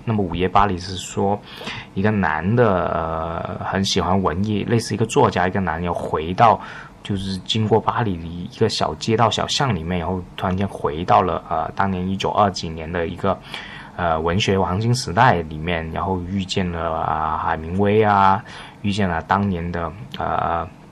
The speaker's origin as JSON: {"language": "Chinese", "country": "China", "said": "我们作为大陆人是完全看不懂"}